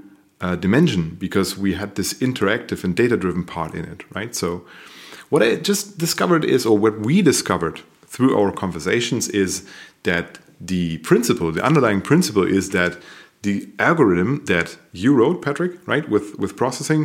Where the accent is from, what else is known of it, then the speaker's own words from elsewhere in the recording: Paderborn, North Rhine-Westphalia, Germany; also born or lived in Münster; we met here in Paderborn, which is a small city here in Germany. And I was coming from Münster. I've studied in Münster, design, basically. I've studied design in Münster. And I came back to my hometown